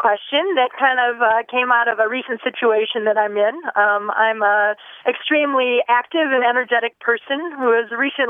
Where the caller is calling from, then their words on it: Traverse City, Michigan, United States; I'm calling today from Traverse City, Michigan.